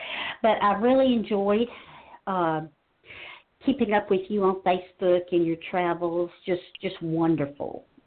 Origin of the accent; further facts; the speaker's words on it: North Carolina, United States; moved away; I grew up in North Carolina.